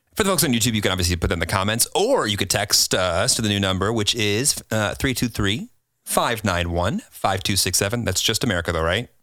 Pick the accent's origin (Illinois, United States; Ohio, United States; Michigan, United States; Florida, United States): Illinois, United States; Rockford; moved away; I had no intention of staying in Rockford